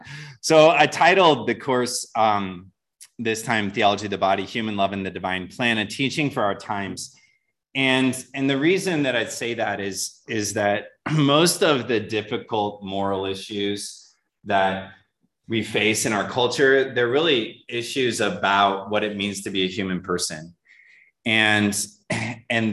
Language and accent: English; just outside of Detroit, Michigan, United States; moved away; grew up in Michigan, just outside of Detroit